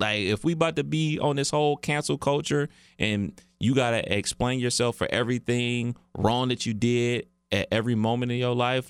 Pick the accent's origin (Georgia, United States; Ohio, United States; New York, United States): Ohio, United States; Cleveland; growing up in Cleveland